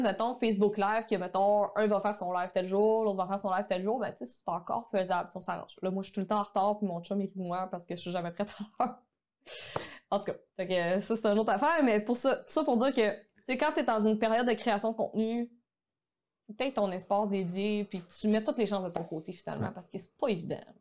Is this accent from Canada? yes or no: yes; Quebec, Canada; accent: québécois; mon accent québécois